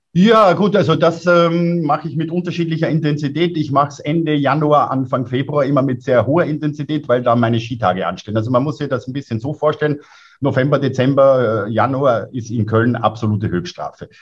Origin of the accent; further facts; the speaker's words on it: Lower Austria, Austria; now in Innsbruck, Austria; selbst als Niederösterreicher